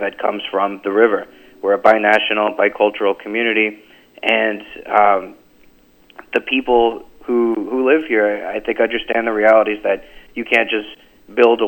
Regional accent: McAllen, Texas, United States; I grew up in the Rio Grande Valley. I was born and raised in McAllen

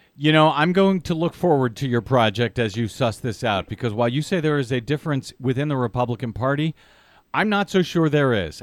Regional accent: Missouri, United States; moved away; I'm from Missouri

